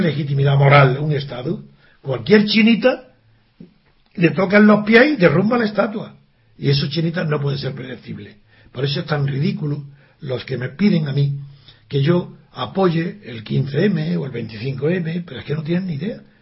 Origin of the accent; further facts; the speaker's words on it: Spain; yo soy español, esa es mi nacionalidad